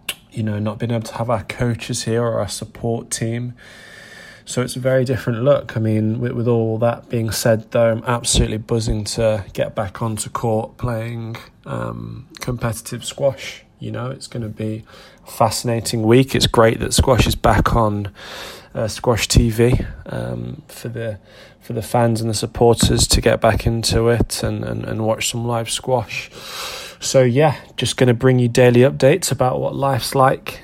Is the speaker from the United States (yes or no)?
no; England, United Kingdom; as English players playing in this event, because we don't have far to travel